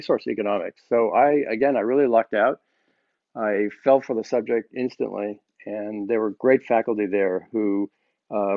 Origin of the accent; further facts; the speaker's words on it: Wellesley, Massachusetts, United States; I grew up very close to you, in Wellesley, Massachusetts